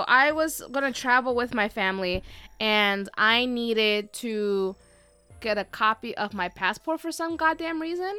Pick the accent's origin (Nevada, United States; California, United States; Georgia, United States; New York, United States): New York, United States; New York City; I was born in the Bronx